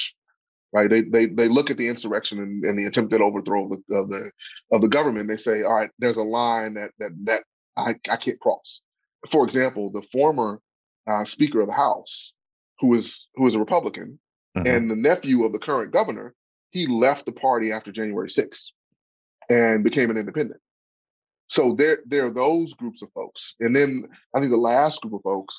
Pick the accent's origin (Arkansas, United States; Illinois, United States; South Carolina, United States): Arkansas, United States; Pine Bluff; I grew up in Pine Bluff